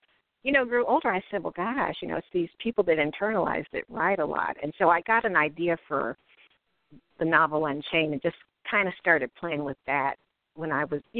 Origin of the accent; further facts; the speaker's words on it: Cincinnati, Ohio, United States; moved away as an adult; also born or lived in Atlanta, Georgia; I grew up in Cincinnati, Ohio